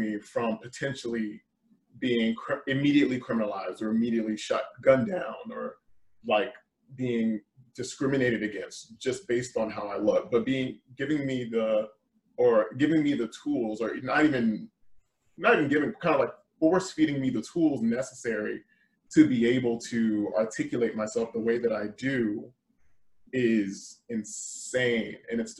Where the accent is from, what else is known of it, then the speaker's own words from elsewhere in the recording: Georgia, United States; just against the idea that I was actually from Georgia.